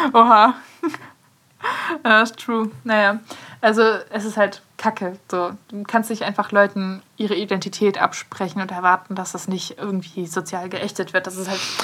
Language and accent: German; Aurich, Lower Saxony, Germany; moved away; zurück nach Aurich, also meine, meine Heimat